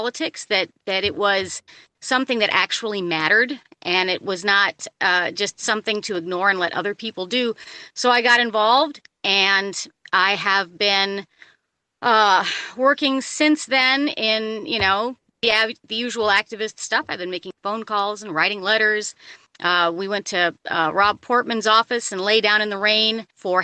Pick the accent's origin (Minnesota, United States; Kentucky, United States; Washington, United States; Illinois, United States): Illinois, United States; moved away as an adult; also born or lived in California; now in Ohio, United States; I was born in Illinois and I moved to California after I graduated from high school.